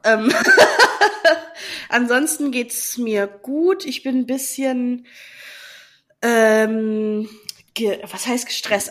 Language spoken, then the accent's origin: German; Friesland, Lower Saxony, Germany; moved away; in Friesland, ähm, also da, wo, wo ich herkomme